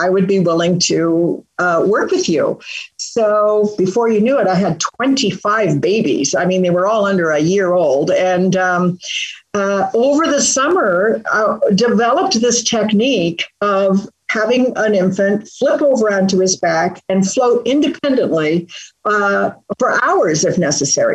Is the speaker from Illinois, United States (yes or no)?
no; northern Michigan, United States; moved away; also born or lived in England / Canada / Oregon; I was born in England, lived in Canada, emigrated to Michigan when I was a little girl. And when we were little, we lived in a tent in northern Michigan